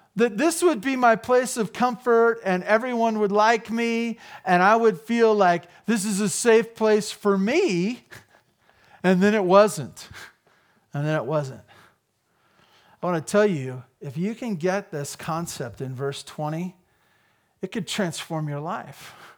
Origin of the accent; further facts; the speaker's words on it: United States; as an American